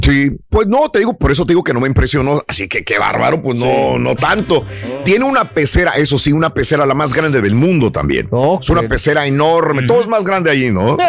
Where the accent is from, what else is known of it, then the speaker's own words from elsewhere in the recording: Matamoros, Tamaulipas, Mexico; yo era de Mata, soy de Matamoros